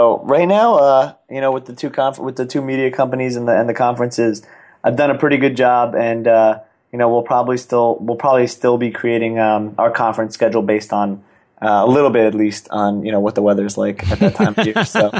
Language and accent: English; New York, United States; I'm a New Yorker, born and raised, went to the college at Arizona State.